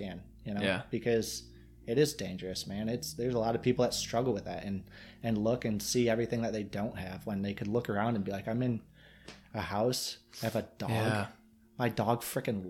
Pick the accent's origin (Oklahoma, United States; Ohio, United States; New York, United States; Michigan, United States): Michigan, United States